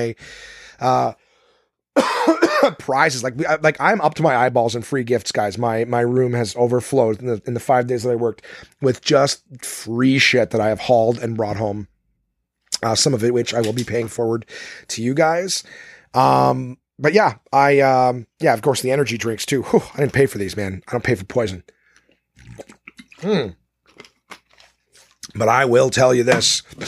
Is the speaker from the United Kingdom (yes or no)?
no; Ottawa, Ontario, Canada; this one was in my hometown of Ottawa